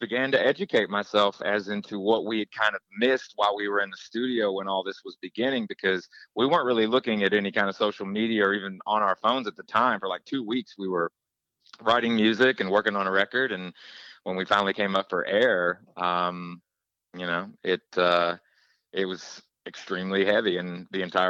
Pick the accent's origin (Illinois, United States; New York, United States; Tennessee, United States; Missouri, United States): Tennessee, United States; Knoxville; moved away; my hometown of Knoxville, Tennessee